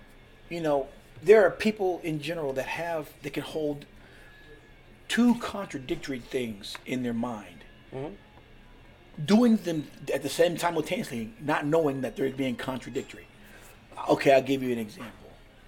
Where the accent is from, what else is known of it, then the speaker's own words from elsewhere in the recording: West Coast, United States; also born or lived in California / Washington; Because like I said, I'm not originally from Pennsylvania.